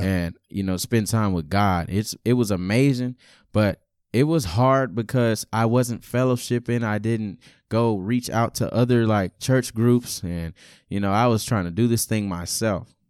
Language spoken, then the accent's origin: English; Beaumont, Texas, United States; also born or lived in Lawrence, Kansas; I was born and raised in Lawrence, Kansas, uh, till about six or seven years old, and then we made a, a drastic move to Beaumont, Texas